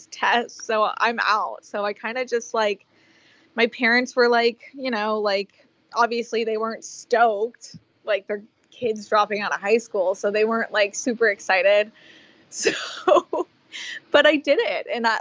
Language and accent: English; Florida, United States; moved away as an adult; also born or lived in Bahamas; now in Los Angeles, United States; I grew up in Florida.